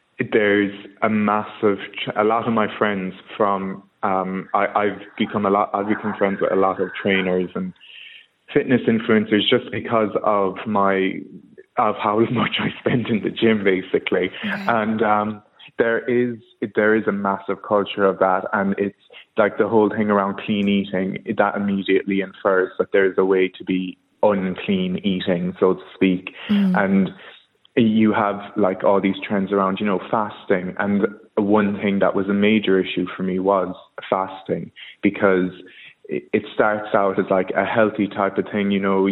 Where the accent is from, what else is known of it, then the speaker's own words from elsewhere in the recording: Kerry, Munster, Ireland; moved away as an adult; now in London, United Kingdom; I'm from Kerry. I've been living in London for about 5 years.